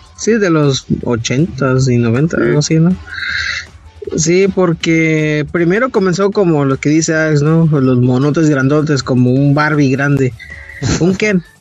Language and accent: Spanish; northern border, Mexico; moved away; yo crecí en la frontera